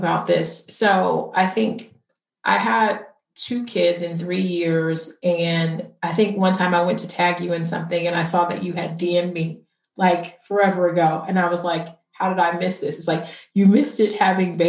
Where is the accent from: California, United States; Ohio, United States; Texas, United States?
California, United States; Inglewood; I grew up in Inglewood